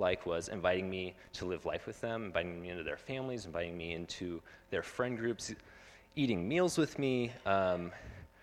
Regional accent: Phoenix, Arizona, United States; I grew up in Phoenix

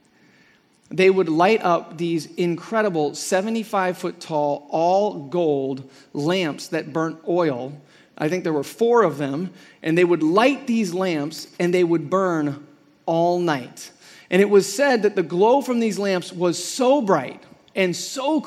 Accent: Midwest, United States; now in Arizona, United States; I'm from the Midwest, And even in the Midwest when I was growing up

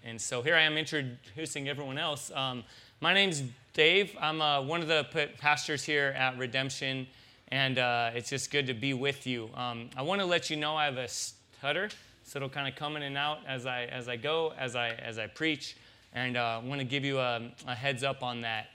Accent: San Diego, California, United States; now in Tucson, United States; I'm from San Diego

